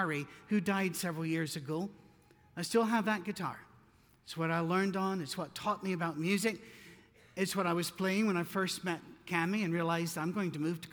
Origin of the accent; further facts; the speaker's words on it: United Kingdom; I'm British